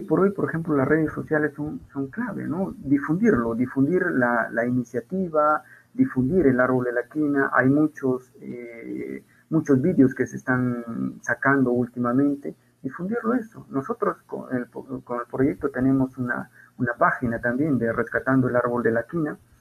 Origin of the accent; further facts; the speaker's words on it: Peru; como peruanos